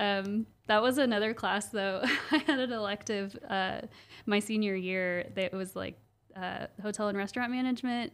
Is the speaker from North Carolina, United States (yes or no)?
no; Owasso, Oklahoma, United States; I grew up yeah. in Owasso